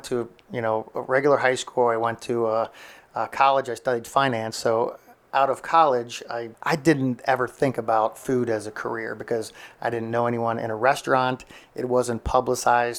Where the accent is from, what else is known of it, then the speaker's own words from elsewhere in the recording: Cincinnati, Ohio, United States; moved away as an adult; also born or lived in New York / Estero, Florida; now in Punta Gorda, United States; we grew up in Cincinnati, Ohio, close to the city